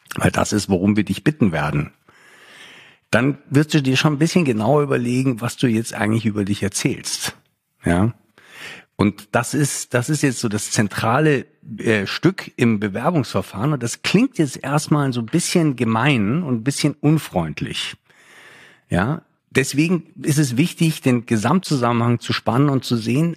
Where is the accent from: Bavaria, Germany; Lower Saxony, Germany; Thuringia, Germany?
Bavaria, Germany; Lake Starnberg; also born or lived in Munich; now in Berlin, Germany; Ich bin hier in, am Starnberger See aufgewachsen